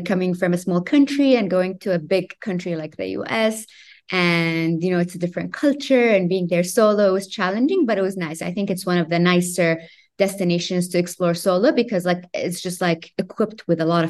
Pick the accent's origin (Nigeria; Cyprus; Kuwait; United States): Kuwait; also born or lived in Madrid, Spain; born and raised in Kuwait, lived most of my life there